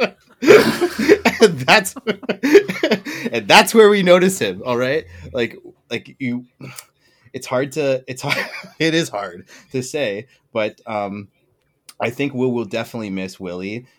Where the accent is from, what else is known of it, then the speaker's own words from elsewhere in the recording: Toronto, Ontario, Canada; I'm a Canadian and I'm, I'm from Toronto